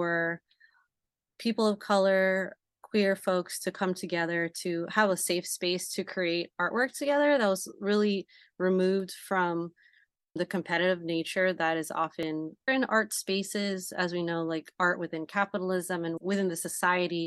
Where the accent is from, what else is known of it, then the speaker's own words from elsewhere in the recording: Bay Area, California, United States; we're all born and raised in the Bay Area, Asian American second generation